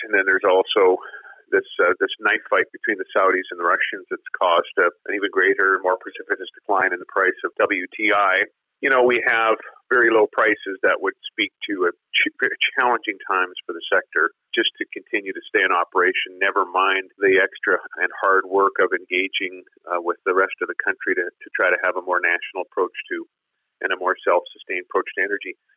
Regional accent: Swift Current, Saskatchewan, Canada; I'm talking to you from, from my hometown of Swift Current

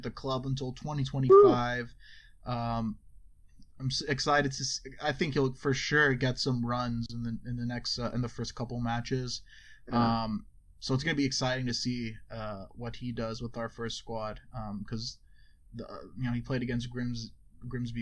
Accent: United States; we're American

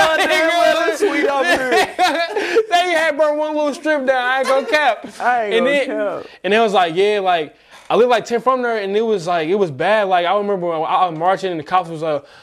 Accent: St. Louis, Missouri, United States; I'm from St. Louis

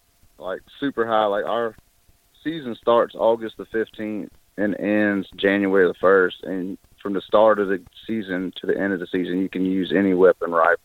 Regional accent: South Carolina, United States; I'm from South Carolina in the Low Country, and I'm a welder right now.

